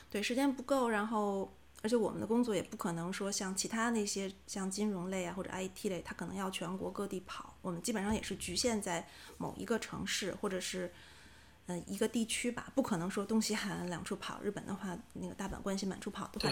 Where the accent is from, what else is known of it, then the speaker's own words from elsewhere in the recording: China; now in Japan; 我们中国人的想法嘛，结婚不是一个人的事情，嗯。是两个家族的结合